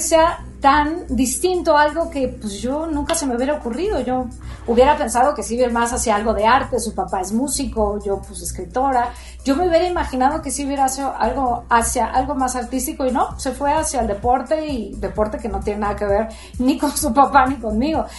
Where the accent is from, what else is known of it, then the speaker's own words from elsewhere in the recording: Mexico City, Mexico; soy chilanga, soy chilanga, aunque mi familia, tanto mi mamá como mi papá, eran de Tehuantepec